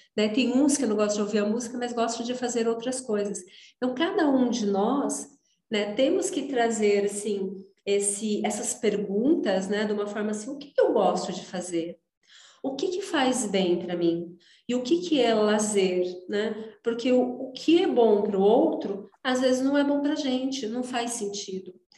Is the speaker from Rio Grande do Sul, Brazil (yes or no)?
no; interior of São Paulo, Brazil; moved away as an adult; sou do interior de São Paulo